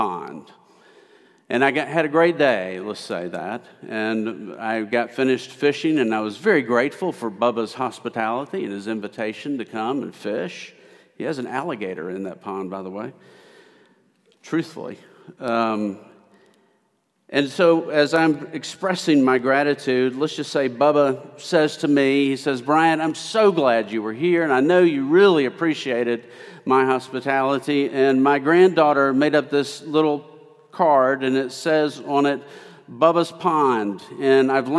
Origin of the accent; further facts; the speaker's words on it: Memphis, Tennessee, United States; moved away; also born or lived in Prattville, Alabama; I'm originally from East Memphis